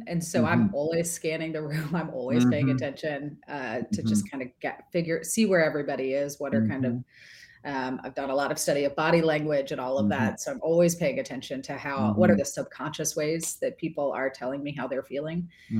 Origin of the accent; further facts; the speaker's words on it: Florida, United States; moved away; also born or lived in North Carolina / Tennessee; I grew up in Florida, which is essentially a subset of New Jersey. And it's like, right. I did not get an accent till I moved to North Carolina and Tennessee.